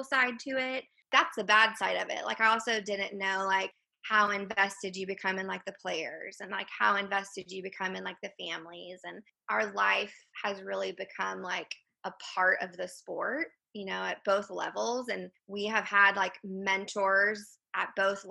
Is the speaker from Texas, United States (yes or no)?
yes; McKinney, Texas, United States; moved away as an adult; also born or lived in Houston, Texas; now in Nacogdoches, United States; I am originally from McKinney, Texas, so kind of like North Texas